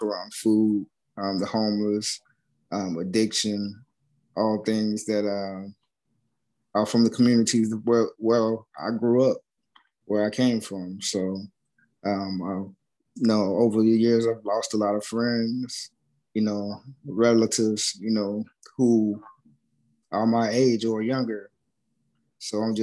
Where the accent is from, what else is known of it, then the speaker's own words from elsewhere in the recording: Tennessee, United States; also born or lived in Chicago, Illinois / Memphis, Tennessee; I was born in Chicago, Illinois, West Side. Grew up there till I was like 9, and then we moved to Tennessee, where my mom's from